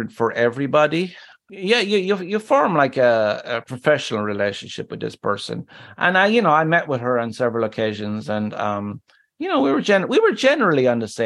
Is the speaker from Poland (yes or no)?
no; Ireland; moved away; My home country of Ireland